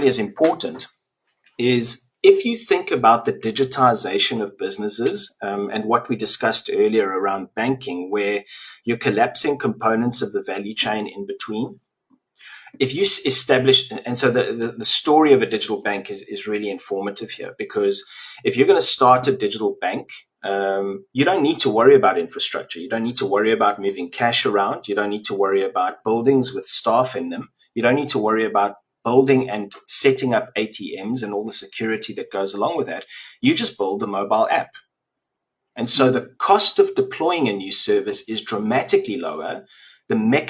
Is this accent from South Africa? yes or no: yes; South Africa; I was born in South Africa and I've lived here my entire life.